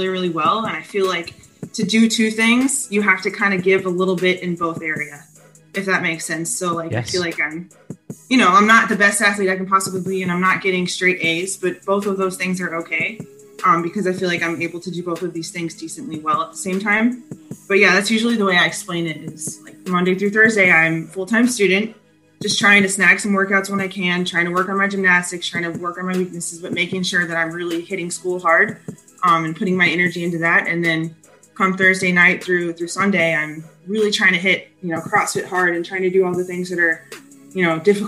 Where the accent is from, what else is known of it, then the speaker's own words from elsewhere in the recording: Kansas, United States; Kansas. I'm originally from Kansas. Yeah. Yep. Growing up in Kansas my whole life